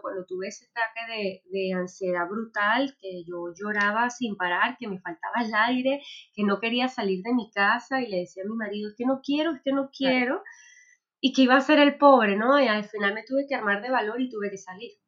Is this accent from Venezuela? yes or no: yes; Venezuela; moved away as an adult; now in Spain; yo soy venezolana, pero bueno, hace seis años, eh, digamos, me reinventé en otro país, en España